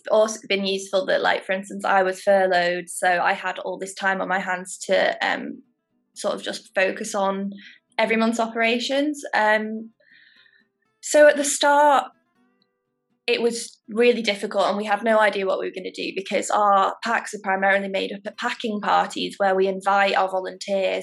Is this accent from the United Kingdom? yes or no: yes; Stockport, North West England, United Kingdom; now in Manchester, United Kingdom; I live in Manchester. I'm from Stockport.